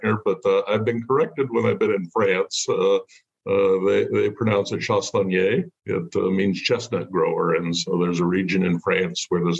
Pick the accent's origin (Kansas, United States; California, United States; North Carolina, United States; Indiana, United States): California, United States; Davis; I grew up in Davis, California